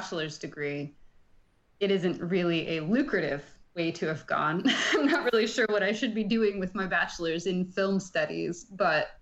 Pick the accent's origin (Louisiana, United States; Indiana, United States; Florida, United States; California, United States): Indiana, United States; Bloomington; I grew up in Bloomington, Indiana, which is a great town